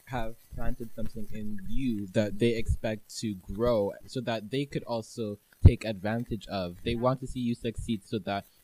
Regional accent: Canada; I'm Canadian

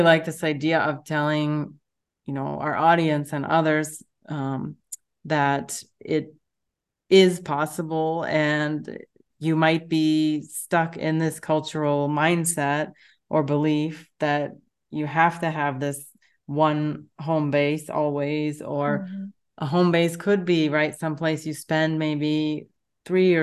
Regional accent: United States; moved away as an adult; now in Europe; living in Europe and being American

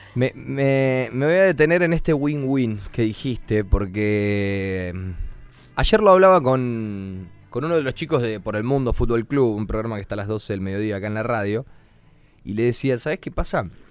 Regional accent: Argentina

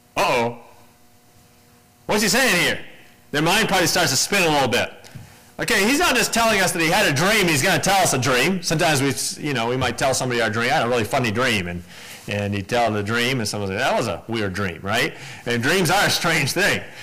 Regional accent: United States; as an American

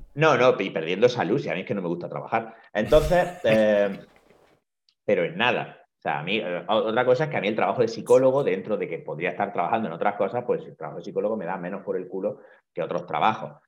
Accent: Granada, Andalusia, Spain; moved away as an adult; also born or lived in Madrid; now in Barcelona, Spain; comencé a trabajar inmediatamente en eh, una consulta en mi ciudad natal, en Granada

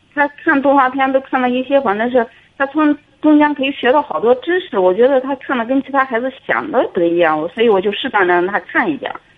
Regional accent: Xinjiang, China; 我是在新疆的

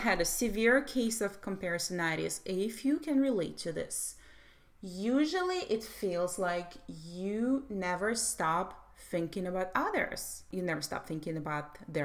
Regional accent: Russia; I was brought up in Soviet Russia

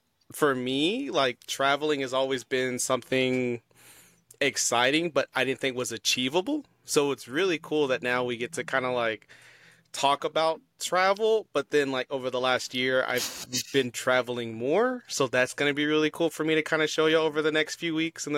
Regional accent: Texas, United States; I'm from the South. I'm from Texas.

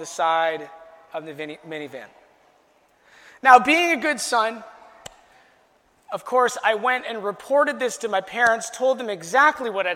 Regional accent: Chatham-Kent, Ontario, Canada; my hometown of Chatham, Kent.

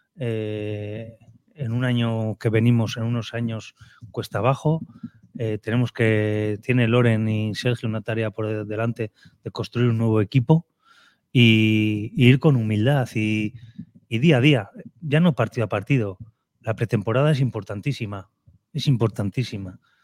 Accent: Vitoria-Gasteiz, Basque Country, Spain; also born or lived in Cádiz; now in Málaga, Spain; Soy un chico de Vitoria que vino aquí del Cádiz Club de Fútbol de Primera División.

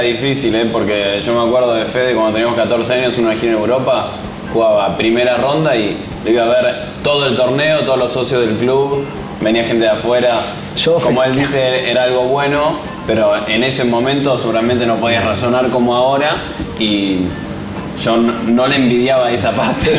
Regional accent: Buenos Aires, Argentina; also born or lived in New York; Crecí en Buenos Aires

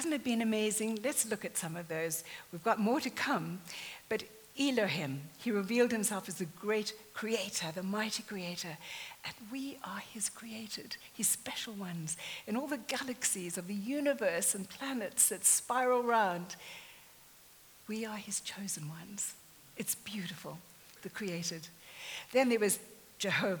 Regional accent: near Jeffreys Bay, Eastern Cape, South Africa; moved away; I grew up in South Africa, very near to Jeffreys Bay

